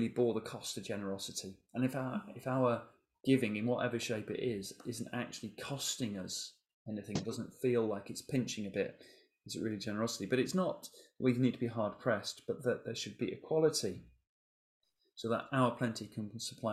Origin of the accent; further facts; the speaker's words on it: England, United Kingdom; we're English